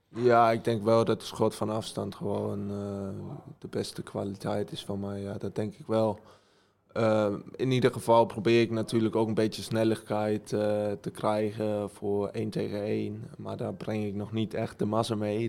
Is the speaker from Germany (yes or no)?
yes; Germany; accent: German; Dutch is a second language; Ja, ik woonde mijn hele leven in Duitsland. mijn ouders zijn beide dan Nederlands. Ehm, en ik ben ook in Duitsland geboren.